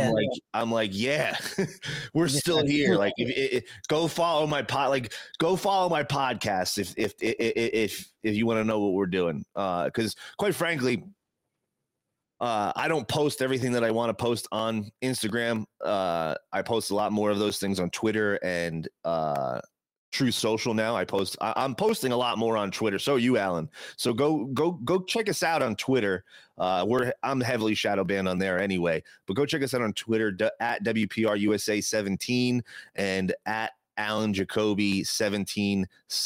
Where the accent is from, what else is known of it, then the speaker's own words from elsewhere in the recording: New Jersey, United States; pothead from New Jersey